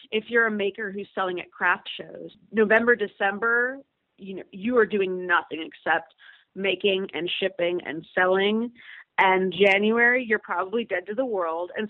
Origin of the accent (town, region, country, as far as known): Cleveland, Ohio, United States; born or raised there; also born or lived in Germany / upstate New York / Pittsburgh; now in Cincinnati, United States